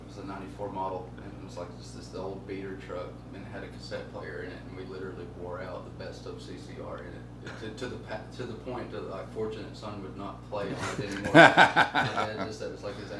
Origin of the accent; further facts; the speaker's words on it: Hamilton, Alabama, United States; Hamilton, Alabama